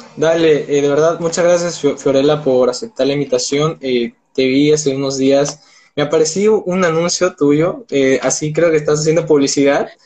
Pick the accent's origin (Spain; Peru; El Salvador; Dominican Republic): Peru; tengo 19 años, soy de Perú